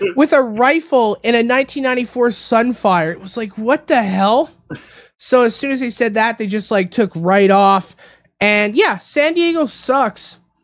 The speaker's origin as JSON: {"language": "English", "country": "Canada", "moved": "yes", "said": "my home country of Canada"}